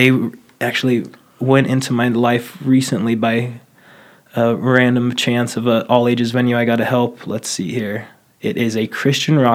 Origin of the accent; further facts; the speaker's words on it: Boise, Idaho, United States; also born or lived in Moscow, Idaho / California; I'm born and raised in Boise